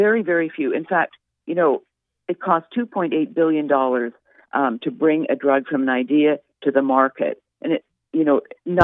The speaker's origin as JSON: {"language": "English", "country": "Canada", "moved": "yes", "lives_now": "United States", "said": "I'm from Canada"}